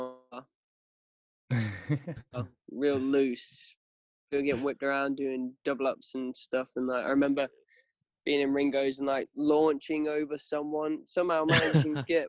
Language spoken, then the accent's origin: English; Tallington, East Midlands, United Kingdom; when we were growing up on Tallington Lakes